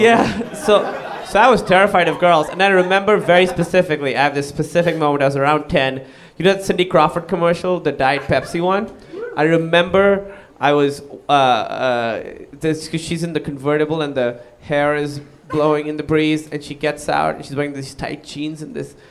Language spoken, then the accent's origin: English; Pakistan; moved away; I moved away from Pakistan